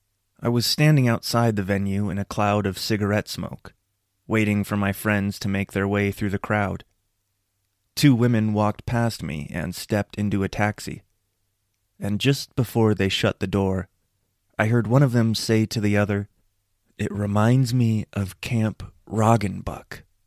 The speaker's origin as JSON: {"language": "English", "town": "Spokane", "region": "Washington", "country": "United States", "tie": "born or raised there", "said": "Most of the people I grew up in Spokane with only talked about how badly they wanted to leave it."}